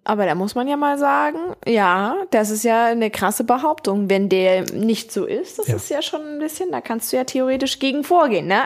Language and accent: German; Hamburg, Germany; Ich bin Hamburger, nicht Bremer